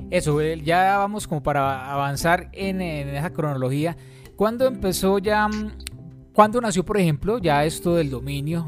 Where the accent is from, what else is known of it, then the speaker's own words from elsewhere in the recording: Manzanares, Caldas, Colombia; Manzanares, de donde yo soy